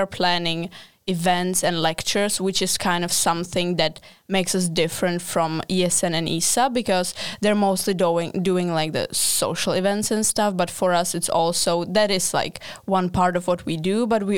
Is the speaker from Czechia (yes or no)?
yes; Prague, Czechia; English is a second language; I'm from Czech Republic, from Prague, and I study the same thing as Eliza, so master in international and European relations.